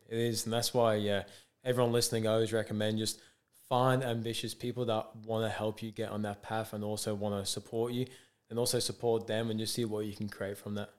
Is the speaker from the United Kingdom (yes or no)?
yes; England, United Kingdom; moved away as an adult; now in Australia; I'm from England